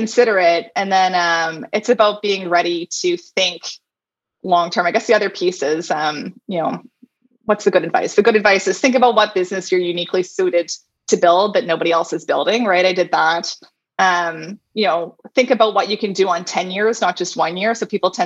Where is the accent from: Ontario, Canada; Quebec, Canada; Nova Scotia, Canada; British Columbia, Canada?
Nova Scotia, Canada; Halifax; Halifax is my hometown.